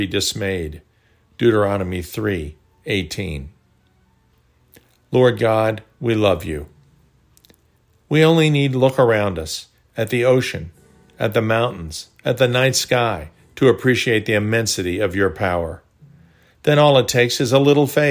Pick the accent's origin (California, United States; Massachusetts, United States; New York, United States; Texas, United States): New York, United States; Chappaqua; Growing up in Chappaqua, New York, about 35 miles north of the city, we used to skate on Duck Pond